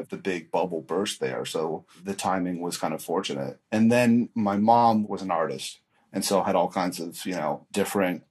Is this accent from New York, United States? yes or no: no; Newton, Massachusetts, United States; moved away as an adult; now in Los Angeles, United States; I'm from a nice suburb of Boston, Newton, Massachusetts